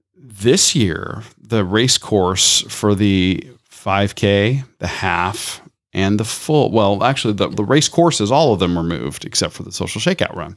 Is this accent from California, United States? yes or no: no; Tampa, Florida, United States; growing up in Tampa